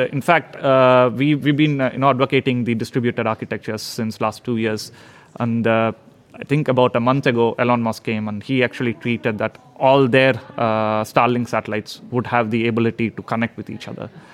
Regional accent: India; moved away as an adult; now in Sweden; I've uh, been living in Sweden now for past 12 years, so I'm I'm a Swedish, but originally from India

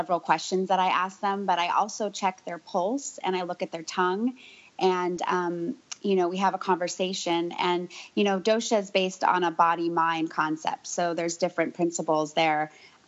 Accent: San Francisco, California, United States; I am from San Francisco. I was actually born at home to two yogi hippie types.

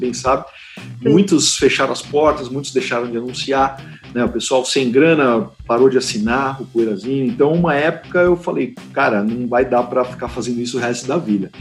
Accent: Brazil; Sim, sou brasileiro.

